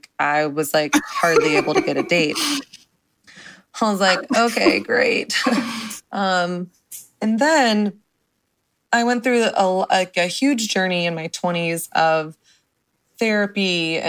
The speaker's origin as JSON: {"language": "English", "region": "the South", "country": "United States", "tie": "born or raised there", "said": "I grew up in the South"}